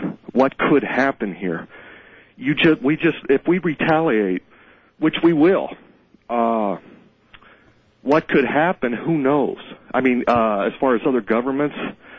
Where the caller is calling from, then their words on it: Cincinnati, Ohio, United States; Yes, I'm calling from Cincinnati, Ohio.